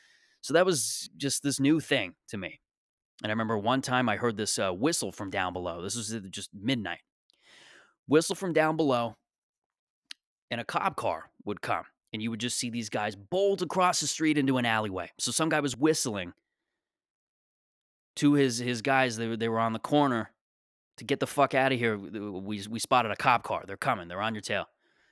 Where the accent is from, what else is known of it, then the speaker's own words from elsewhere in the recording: Mississauga, Ontario, Canada; Like, I grew up in Mississauga, Ontario, and this is just how I am, you know?